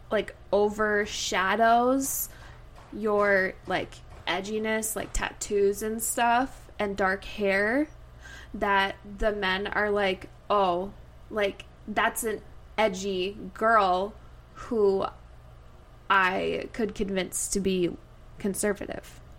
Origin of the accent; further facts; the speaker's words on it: Midwest, United States; we grew up in the Midwest.